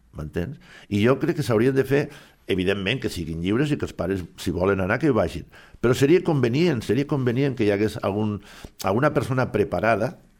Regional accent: Silla, Valencian Community, Spain; moved away; jo tenia que anar a València, a Silla, al meu poble

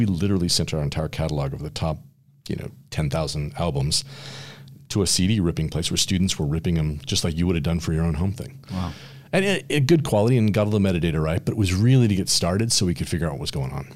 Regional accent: San Francisco, California, United States; I grew up in the Bay Area in San Francisco

